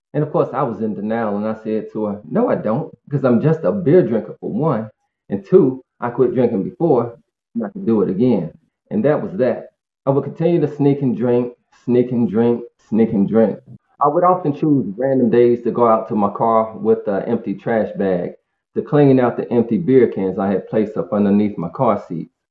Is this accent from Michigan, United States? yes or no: no; Greensboro, North Carolina, United States; I'm from Greensboro, North Carolina, and uh, born and raised in a two-parent working class family home.